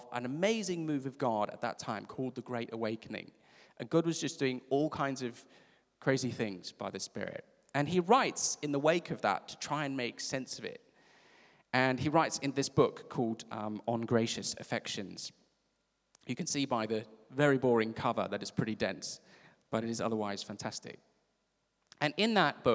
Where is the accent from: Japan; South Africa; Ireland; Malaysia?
South Africa; I'm from South Africa.